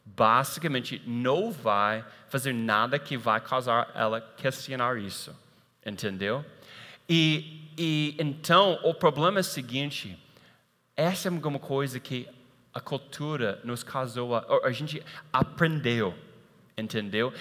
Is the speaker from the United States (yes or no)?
yes; United States; moved away